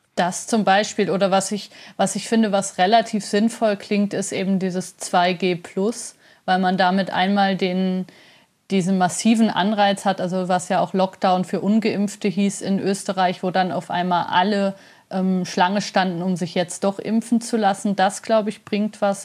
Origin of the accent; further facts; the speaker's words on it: Germany; now in Switzerland; Ich bin ja Deutsche und Schweizerin und habe die letzten Jahre in der Schweiz gelebt